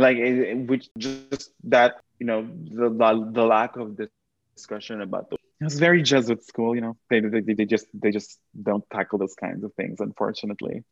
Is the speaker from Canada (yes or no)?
no; Quezon City, Metro Manila, Philippines; moved away as an adult; now in United States; I was born and raised in Manila in the Philippines specifically Quezon City